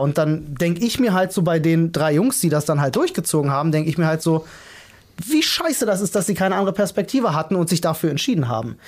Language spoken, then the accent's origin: German; Berlin, Germany; ich bin auf eine relativ schwierige Schule in Neukölln gegangen